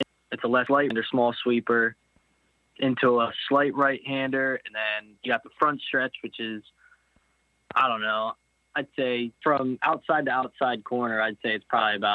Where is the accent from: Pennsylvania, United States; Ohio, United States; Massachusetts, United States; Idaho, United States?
Pennsylvania, United States; East Earl; I grew up actually in a small town, East Earl, for the majority of my life